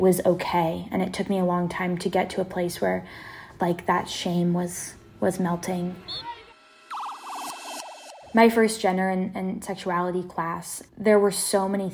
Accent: Seattle, Washington, United States; born or raised there

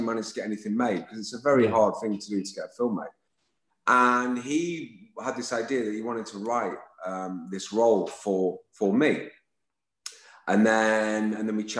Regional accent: Lytham St Annes, North West England, United Kingdom; I'm from Lytham St. Anne's, just next door, as my brother is

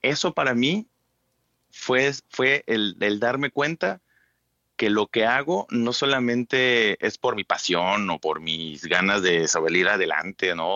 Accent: Chetumal, Quintana Roo, Mexico; also born or lived in Cancún; yo soy de Chetumal

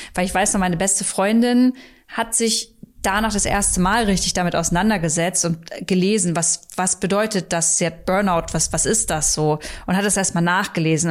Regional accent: Hornburg, Lower Saxony, Germany; now in Berlin, Germany; Ich war äh, in Hornburg ähm, in meiner Heimat

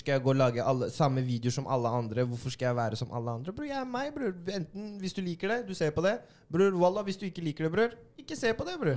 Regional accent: Oslo, Norway; born or raised there

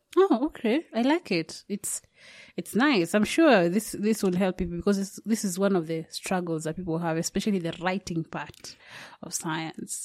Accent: Kenya; I'm I'm from Kenya

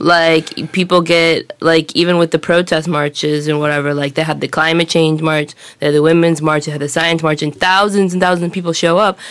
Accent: Los Angeles, California, United States; moved away; I come from Los Angeles, which is a huge city, and in the United States, I moved to some smaller cities to go to college

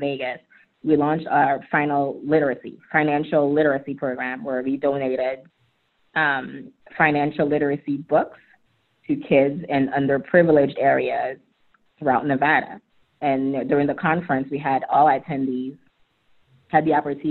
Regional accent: Haiti; now in Atlanta, United States; I'm an immigrant. I was born and raised in Haiti. My parents moved to the U.S.

